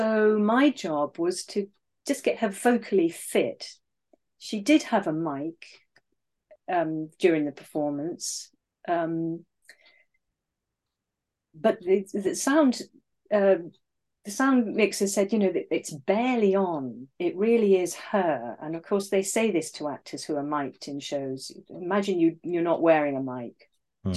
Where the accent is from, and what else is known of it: England, United Kingdom; accent: RP